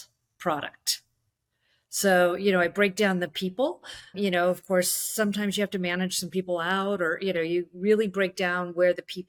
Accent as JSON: {"language": "English", "area": "Bay Area", "region": "California", "country": "United States", "said": "I'm from the Bay Area"}